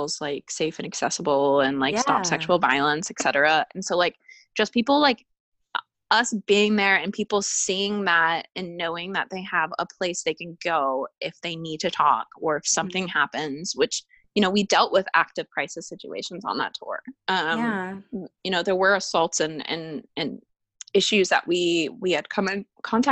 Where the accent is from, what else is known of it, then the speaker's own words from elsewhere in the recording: Arizona, United States; I'm from Arizona where it's like a dry oven